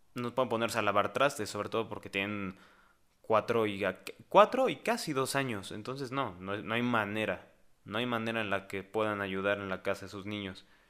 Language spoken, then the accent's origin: Spanish; Mexico; aquí, en mi país, en México